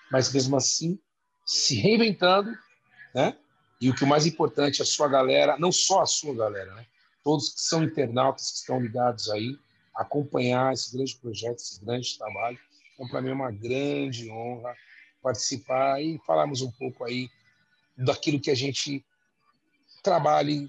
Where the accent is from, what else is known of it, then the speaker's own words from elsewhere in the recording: São Paulo, Brazil; conhecemos, graças a Deus, todos as zonas de São Paulo, mas sou da Zona Norte, tenho que puxar meu peixe, né?